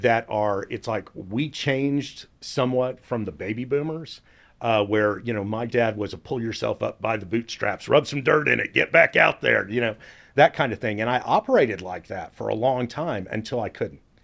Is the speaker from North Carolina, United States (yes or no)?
no; Dallas, Texas, United States; I grew up here in Dallas for the most part, upper middle class, went to Richardson High School